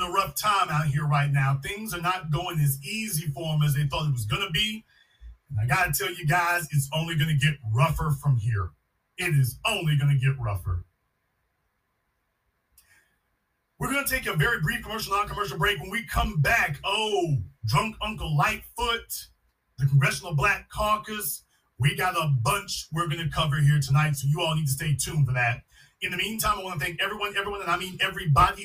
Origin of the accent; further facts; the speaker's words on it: Louisiana, United States; I'm from Louisiana